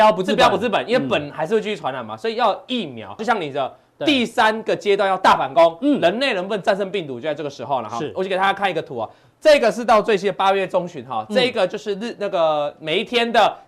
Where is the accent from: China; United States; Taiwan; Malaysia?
Taiwan; Changhua County; 我彰化彰化人哦